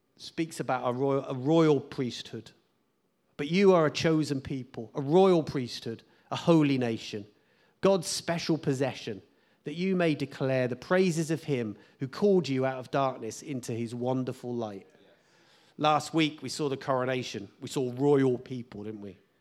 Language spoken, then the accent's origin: English; United Kingdom; as British people